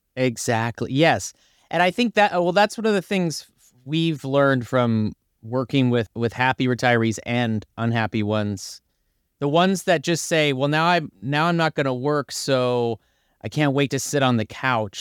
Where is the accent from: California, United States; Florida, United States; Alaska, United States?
California, United States; Bakersfield; now in Los Angeles, United States; I'm from Bakersfield, but I live in Los Angeles